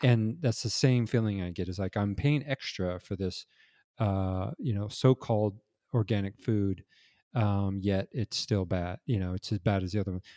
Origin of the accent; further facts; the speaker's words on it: Los Angeles, California, United States; I grew up in Los Angeles